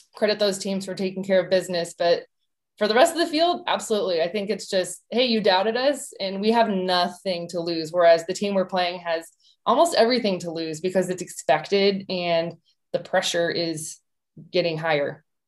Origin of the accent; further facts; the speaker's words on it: Tucson, Arizona, United States; I'm from Tucson